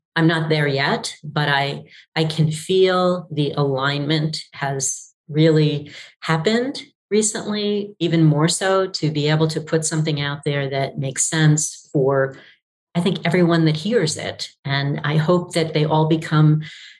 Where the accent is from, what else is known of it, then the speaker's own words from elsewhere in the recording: New York, United States; I grew up in New York